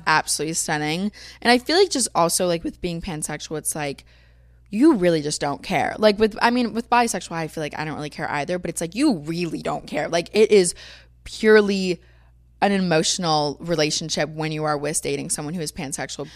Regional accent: Florida, United States; moved away as an adult; now in Los Angeles, United States; growing up in Florida, I've always been blonde

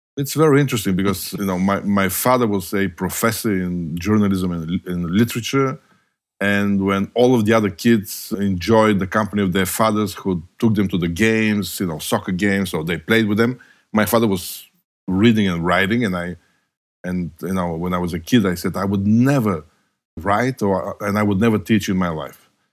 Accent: Bulgaria; moved away as an adult; I was born and raised in communist Bulgaria

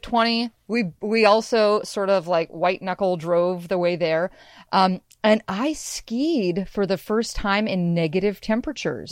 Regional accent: Washington, United States; also born or lived in Seattle, Washington; I'm from Western Washington, I grew up in snow

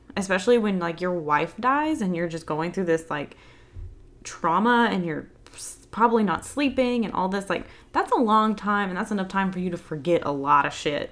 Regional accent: the South, United States; I'm from the South

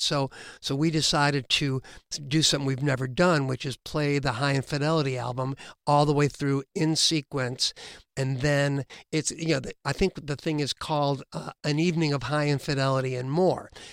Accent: Illinois, United States; we're all from Illinois

